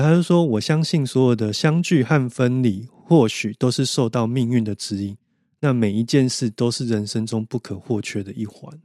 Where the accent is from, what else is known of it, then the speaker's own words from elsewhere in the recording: Taiwan; 那我们台湾人又去跟日本人学习